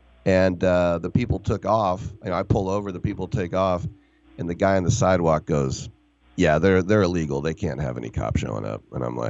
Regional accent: Oakland, California, United States; where I'm from, which is the Oakland area

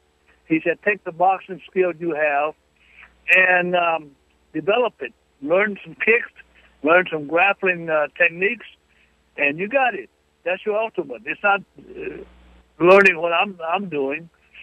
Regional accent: Arkansas, United States; I was raised in Arkansas.

